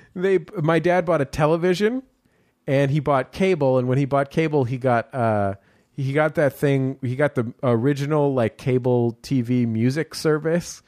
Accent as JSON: {"language": "English", "town": "San Francisco", "region": "California", "country": "United States", "tie": "born or raised there", "said": "I grew up in San Francisco"}